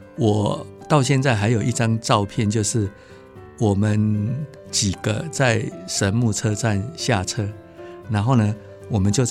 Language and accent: Chinese; Tainan, Taiwan; moved away as an adult; also born or lived in Alishan; 其实我我本身是台南人啊，